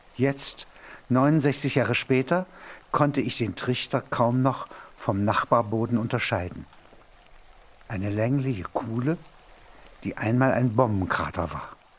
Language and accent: German; Halberstadt, Saxony-Anhalt, Germany; In meiner Heimatstadt Halberstadt